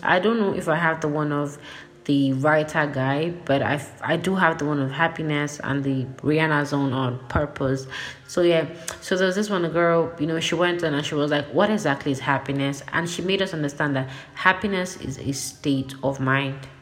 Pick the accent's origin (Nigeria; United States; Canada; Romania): Nigeria; I'm Nigerian